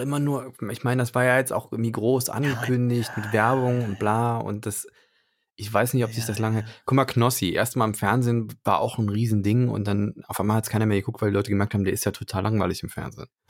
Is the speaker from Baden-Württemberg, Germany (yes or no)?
no; Cologne, North Rhine-Westphalia, Germany; ich bin ja gebürtiger Kölner und habe da äh, auch 100 Milliarden Jahre gewohnt